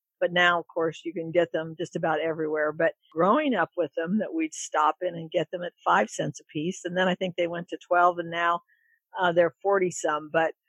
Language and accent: English; Marysville, Ohio, United States; moved away as an adult; now in Oregon, United States; I grew up in Marysville, Ohio, central Ohio. Pretty small town, but we were close as a family.